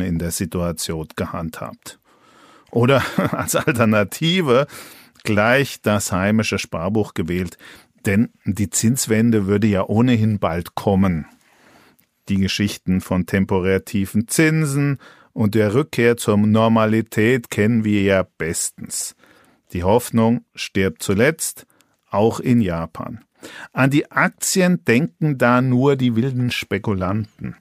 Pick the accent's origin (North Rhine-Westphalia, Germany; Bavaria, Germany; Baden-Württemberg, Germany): Bavaria, Germany; Franconia; als Franke